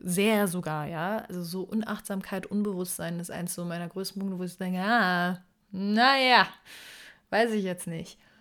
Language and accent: German; Berlin, Germany; moved away; ich komme ursprünglich aus Berlin